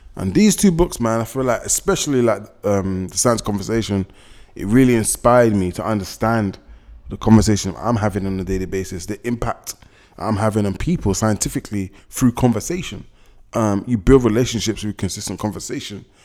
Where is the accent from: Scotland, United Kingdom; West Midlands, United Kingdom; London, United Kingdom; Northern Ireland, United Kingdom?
London, United Kingdom; I was born and raised in London, been here my whole life.